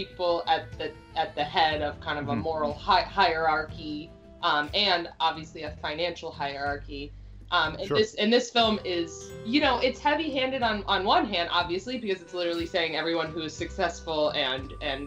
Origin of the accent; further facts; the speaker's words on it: United States; as an American